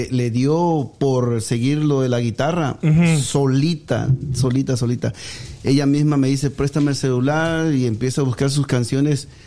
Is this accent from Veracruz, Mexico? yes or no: yes; Agua Dulce, Veracruz, Mexico; also born or lived in Tabasco; Yo nací en Tabasco. pero a consecuencia de que mi madre tenía 14 años, este, me dio en adopción. a los dos meses de nacido me, me, fui, me, me, me adoptaron unos tíos en Agua Dulce Veracruz.